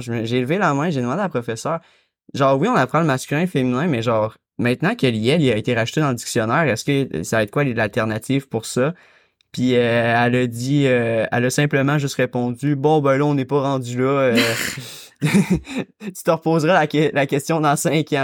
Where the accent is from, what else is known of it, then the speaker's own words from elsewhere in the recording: Quebec, Canada; je suis québécois, fait que c'est sûr que j'ai grandi dans la protection de la langue